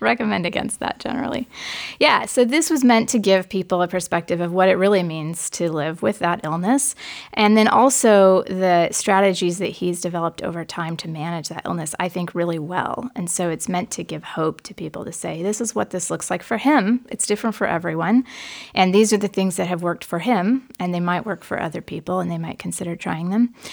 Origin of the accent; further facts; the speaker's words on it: Forest Grove, Oregon, United States; I grew up in Forest Grove, Oregon, which is a small town about thirty miles west of Portland toward the beach.